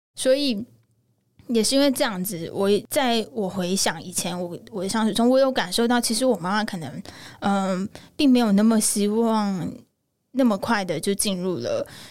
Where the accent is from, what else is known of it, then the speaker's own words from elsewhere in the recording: Tainan, Taiwan; 我的爸妈那边的家庭是非常传统的家庭。因为我是台南人，其实台南人在很多想法上面，以台湾来说保留很多台湾传统价值观和文化的地方。我阿公阿嬷他们其实是非常非常非常传统的台湾家庭